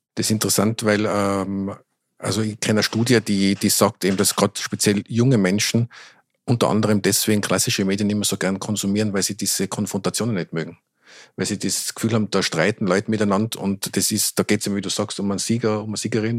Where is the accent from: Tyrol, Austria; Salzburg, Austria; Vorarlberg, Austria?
Tyrol, Austria; accent: Tyrolean; now in Vienna, Austria; wenn ich länger in Tirol bin, wieder viel mehr ins Tirolerische verfall